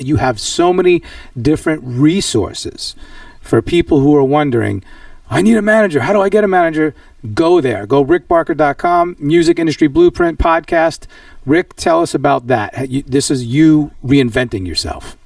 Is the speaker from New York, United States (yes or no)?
yes; New York, United States; I'm a tried and true New Yorker